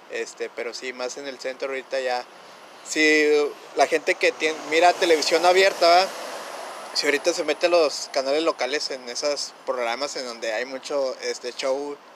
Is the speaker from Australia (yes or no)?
no; northern border, Mexico; Aquí en Frontera somos más de Santa Claus y más gabacho